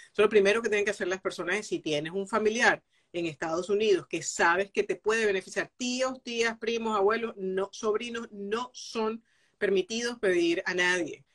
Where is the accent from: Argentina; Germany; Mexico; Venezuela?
Venezuela; Maturín, Monagas; soy de Venezuela y de Maturín, además orgullosa de ser muy oriental